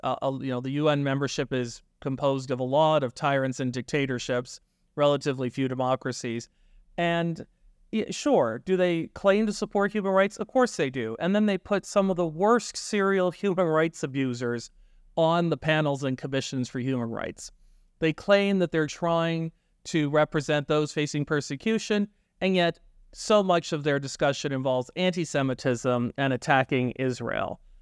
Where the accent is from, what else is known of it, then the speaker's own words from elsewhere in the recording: Canada; our country